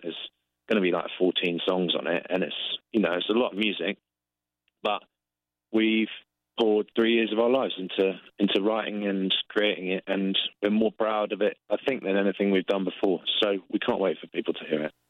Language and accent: English; England, United Kingdom; we're English